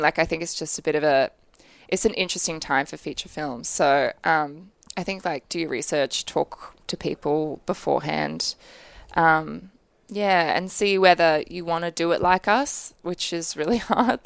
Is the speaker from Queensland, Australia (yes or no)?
yes; Brisbane, Queensland, Australia; I grew up in Brisbane